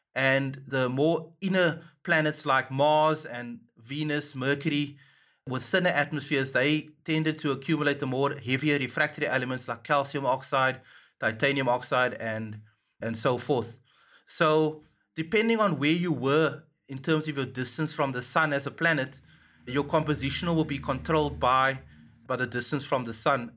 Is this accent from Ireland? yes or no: no; Cape Town, Western Cape, South Africa; I was born in Cape Town, and I grew up in Mitchells Plain in Grassy Park